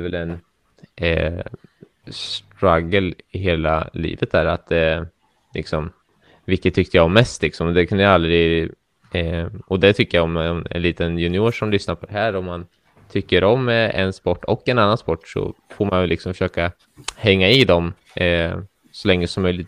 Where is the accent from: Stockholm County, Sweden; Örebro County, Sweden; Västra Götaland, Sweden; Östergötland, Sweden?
Östergötland, Sweden; Norrköping; jag eh, är ju också uppväxt i Norrköping